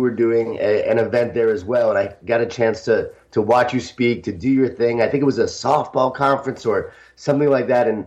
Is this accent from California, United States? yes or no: no; Smithtown, New York, United States; I grew up in Smithtown, New York, a Jewish Italian family